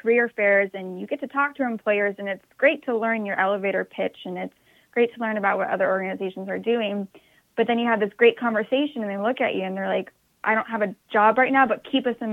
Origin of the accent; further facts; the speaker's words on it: Houston, Texas, United States; moved away as an adult; also born or lived in Arkansas; now in St. Petersburg, United States; I'm from Houston, Texas